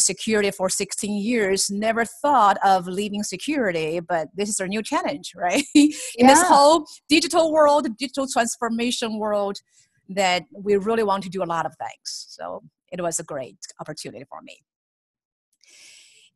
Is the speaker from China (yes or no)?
yes; China; moved away as an adult; now in United States; I grew up in China and have spent half of my life there